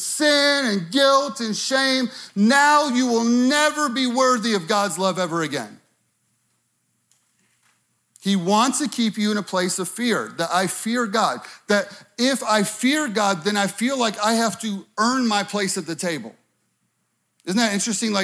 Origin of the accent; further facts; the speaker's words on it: Chicago, Illinois, United States; moved away as an adult; I'm from Chicago